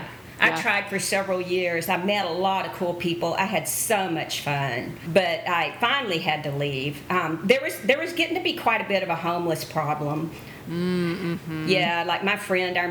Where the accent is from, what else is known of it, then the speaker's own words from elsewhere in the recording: San Angelo, Texas, United States; also born or lived in Austin, Texas; so I was born in San Angelo, mm-hmm. and I lived here until I was in my first year of college